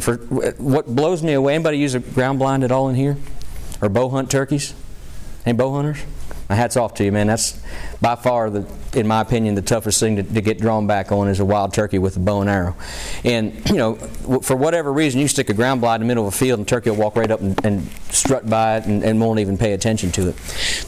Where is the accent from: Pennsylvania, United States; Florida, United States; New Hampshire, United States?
Pennsylvania, United States; my home state, you know, the folks from Pennsylvania